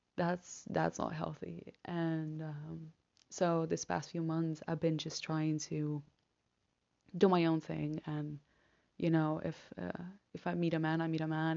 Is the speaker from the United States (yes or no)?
no; Argentina; now in Netherlands; I'm from Argentina